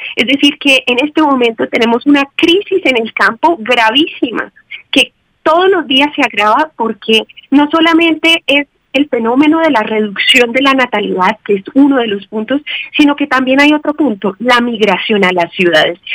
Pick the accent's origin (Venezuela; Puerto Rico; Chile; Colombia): Colombia; como lo que somos colombianos